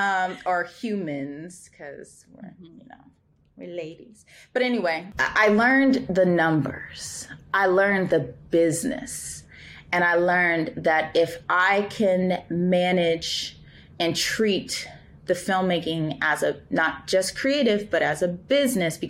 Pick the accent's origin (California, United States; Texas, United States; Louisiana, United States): California, United States; Los Angeles; I am from Los Angeles